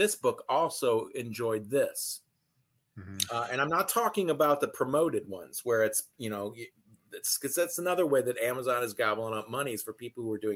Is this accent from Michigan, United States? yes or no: yes; Detroit, Michigan, United States; I'm from the Detroit area